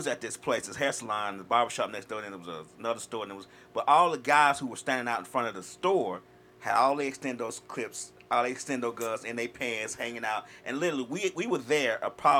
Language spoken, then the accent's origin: English; Chicago, Illinois, United States; I'm from Chicago.